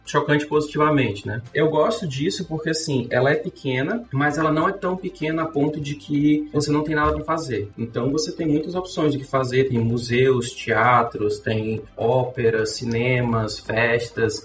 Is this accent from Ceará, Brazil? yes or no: yes; Fortaleza, Ceará, Brazil; moved away as an adult; also born or lived in England; now in Kaunas, Lithuania; Sou de Fortaleza.